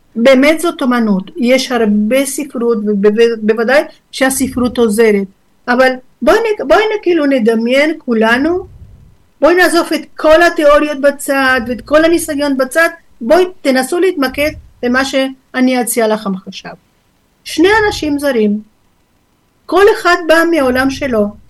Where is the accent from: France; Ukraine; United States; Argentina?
Argentina; Hebrew is a second language; now in Israel; נולדתי בארגנטינה